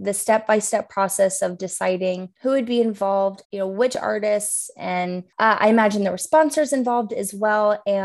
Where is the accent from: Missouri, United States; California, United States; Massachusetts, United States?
Missouri, United States; Kansas City; I'm from Kansas City